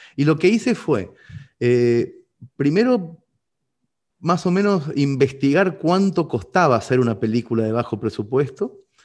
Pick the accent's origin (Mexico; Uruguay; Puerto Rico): Uruguay; Mercedes, Soriano; mi ciudad natal, Mercedes